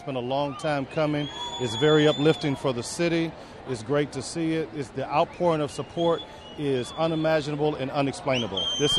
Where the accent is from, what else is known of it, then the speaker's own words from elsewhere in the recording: Houston, Texas, United States; also born or lived in Chicago / New York / Los Angeles; I am born and raised in Houston, and I'm 53 years old. Now, I've lived in Chicago, I've lived in New York, I've lived in L.A.